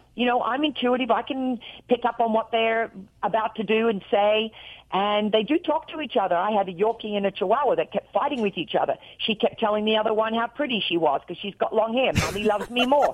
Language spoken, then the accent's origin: English; Australia; accent: Australian; moved away as an adult; now in Nashville, United States; I'm real Australian.